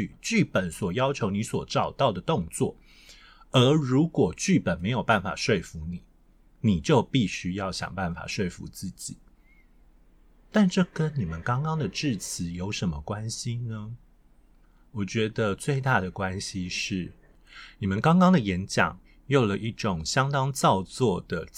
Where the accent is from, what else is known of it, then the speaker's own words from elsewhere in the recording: Taiwan; 我身为一个外省人。我的声音天生就有着比别人好一点的，我的中文是自然而然的，我完全没有雕过任何语音。